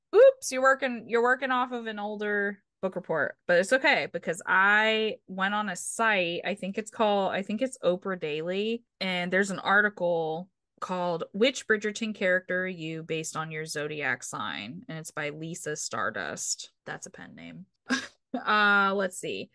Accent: United States; I'm American

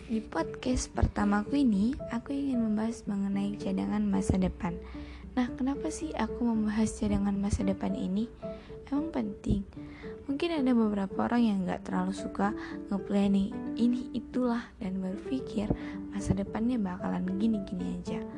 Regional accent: Medan, North Sumatra, Indonesia; Asalku dari Medan, Sumatera Utara.

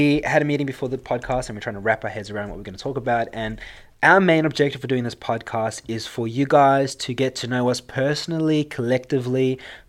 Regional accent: South Africa; accent: South African; now in Australia; my sexy accent is South African. I was born and bred in South Africa and moved to Australia in 2008

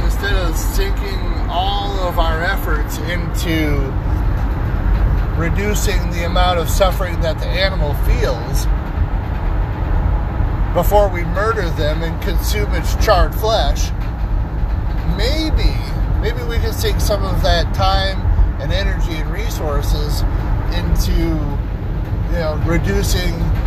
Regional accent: Springfield, Missouri, United States; I'm proud to be, you know, from Springfield, Missouri. I'm a Springfielder. I'm a Missourian. I live in the Ozarks.

